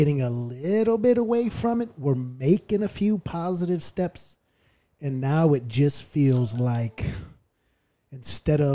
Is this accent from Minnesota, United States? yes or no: no; California, United States; I was born and raised in Cali